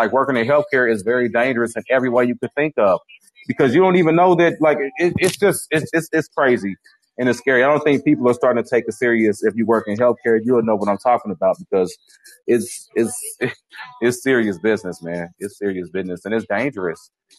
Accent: Ghana; Well, I'm from Ghana.

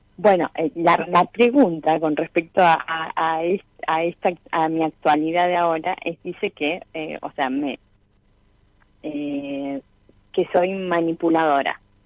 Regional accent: Miramar, Buenos Aires Province, Argentina; moved away as an adult; also born or lived in Mar del Plata; now in Comodoro Rivadavia, Argentina; Y nací en Miramar. Y estuve hasta mis 18 años. Luego me fui a vivir a Mar del Plata

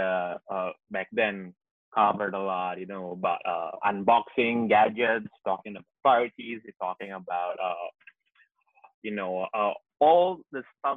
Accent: Jakarta, Indonesia; I was born and bred in Jakarta

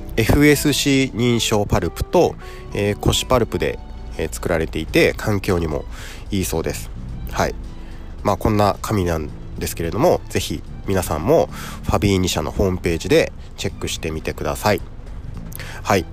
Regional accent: Fukui, Japan; 僕福井出身

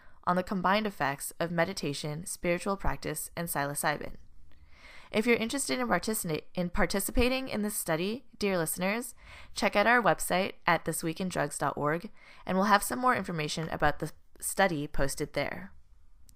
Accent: Montreal, Quebec, Canada; now in United States; I am actually Canadian myself, born and raised in Montreal

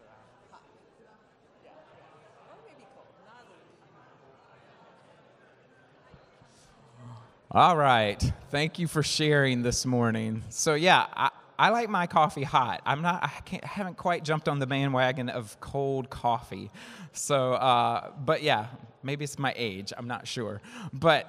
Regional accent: the South, United States; I'm from down south. You might not can tell, right, by my accent

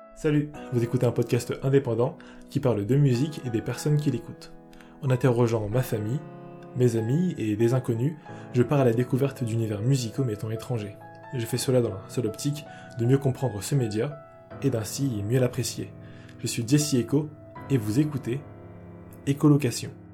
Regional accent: Cameroon; je suis camerounais. Donc j'ai grandi avec des sons camerounais

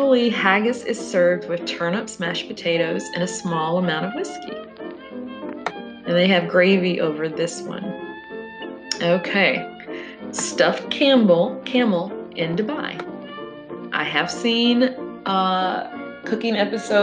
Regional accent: the South, United States; I grew up in the South

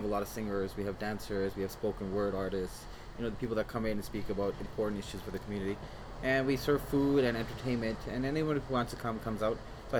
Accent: Toronto, Ontario, Canada; also born or lived in Gujarat, India; I grew up in Jane and Finch

